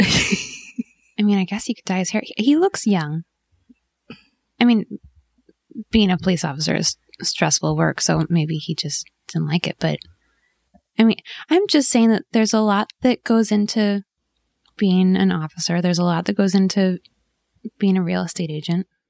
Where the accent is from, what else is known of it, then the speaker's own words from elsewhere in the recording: Southern California, United States; moved away as an adult; also born or lived in New York; my husband and I grew up in, in Southern California